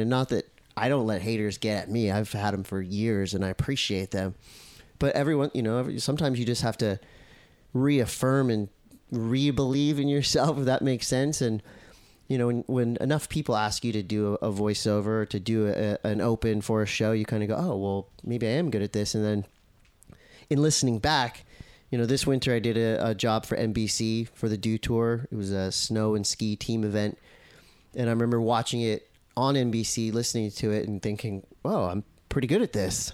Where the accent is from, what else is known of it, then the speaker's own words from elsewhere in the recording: Encinitas, California, United States; I grew up in Encinitas